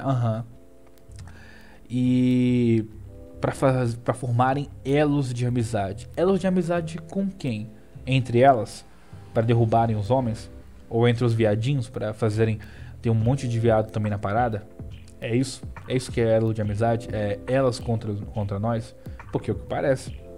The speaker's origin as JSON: {"language": "Portuguese", "town": "Natal", "region": "Rio Grande do Norte", "country": "Brazil", "said": "Eu também sou do Nordeste, eu sou de Natal"}